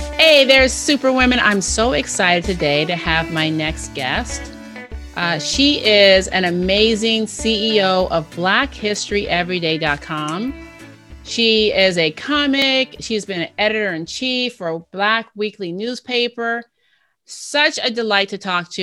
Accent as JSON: {"language": "English", "region": "Ohio", "country": "United States", "said": "I was from Ohio"}